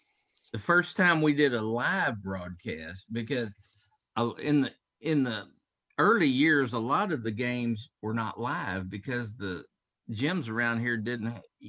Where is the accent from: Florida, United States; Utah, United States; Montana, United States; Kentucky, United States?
Kentucky, United States; Paducah; now in Memphis, United States; I'm from Paducah.